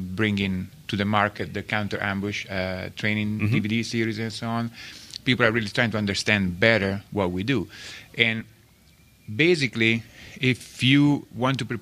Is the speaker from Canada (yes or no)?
no; Italy; English is a second language; moved away as an adult; now in United States; I'm actually from Italy. Grew up in Italy.